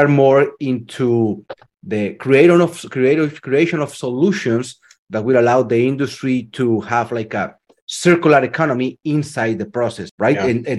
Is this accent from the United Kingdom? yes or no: no; Colombia; moved away as an adult; I'm from Colombia.